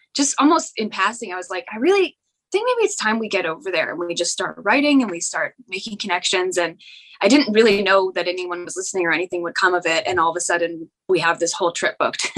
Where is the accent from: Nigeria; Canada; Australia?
Canada; I'm from Canada